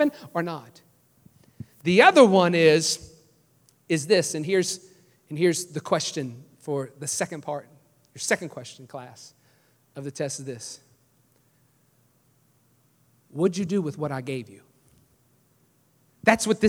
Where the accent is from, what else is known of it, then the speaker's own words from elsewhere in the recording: New Orleans, Louisiana, United States; moved away as an adult; I'm from New Orleans. I said, but I moved here about 4 years ago